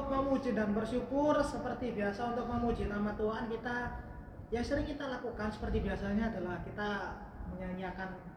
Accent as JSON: {"language": "Indonesian", "town": "Surabaya", "region": "East Java", "country": "Indonesia", "said": "oh sesurabayanya karena kita orang Surabaya dong."}